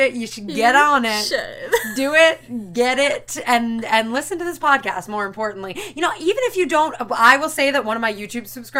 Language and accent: English; Long Island, New York, United States; I'm from Long Island